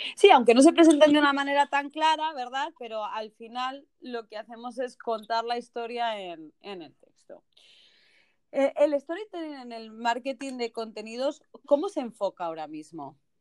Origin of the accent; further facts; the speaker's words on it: Spain; now in United States; los que somos españoles desde chiquititos, desde pequeños, que llevamos esas zapatillas.